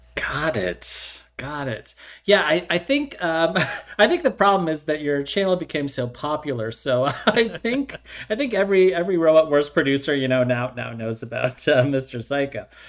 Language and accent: English; California, United States; also born or lived in upstate New York; now in New York, United States; I was born and raised in California, and I moved across country, and now I live in upstate New York